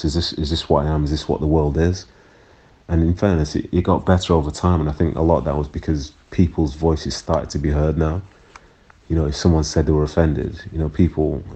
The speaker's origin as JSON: {"language": "English", "town": "Manchester", "region": "North West England", "country": "United Kingdom", "tie": "born or raised there", "also_born_or_lived": "Nigeria", "said": "being raised in Manchester in the 90s"}